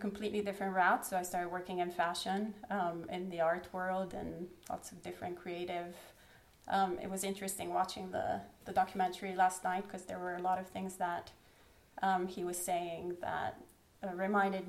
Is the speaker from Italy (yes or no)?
yes; Italy; I was born in Italy, so the land of the Pope